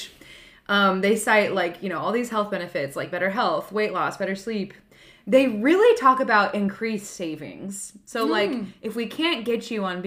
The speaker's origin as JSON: {"language": "English", "country": "United States", "said": "as an American"}